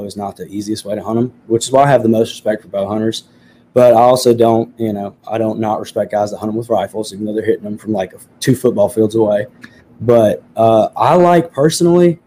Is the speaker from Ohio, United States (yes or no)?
yes; Ohio, United States; when I was growing up in Ohio